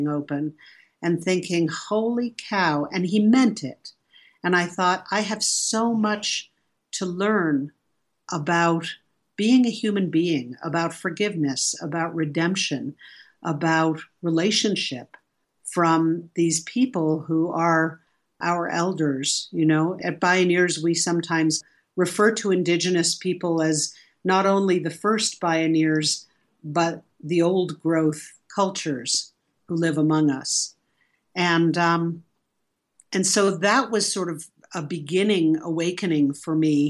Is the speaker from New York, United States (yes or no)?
yes; New York City, New York, United States; I grew up in New York City